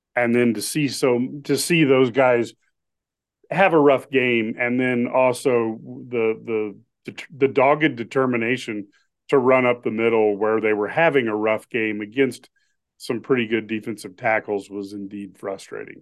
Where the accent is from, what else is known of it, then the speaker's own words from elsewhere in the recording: Omaha, Nebraska, United States; growing up in Mahama